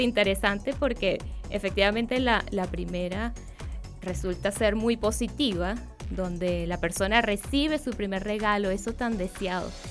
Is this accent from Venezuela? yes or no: yes; Venezuela; now in Chile; en el país de donde yo vengo, en Venezuela